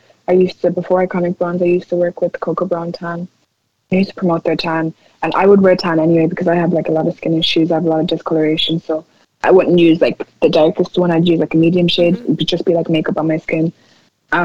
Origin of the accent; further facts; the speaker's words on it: Nigeria; being like Nigerian and seeing stuff going on over there and stuff with like the government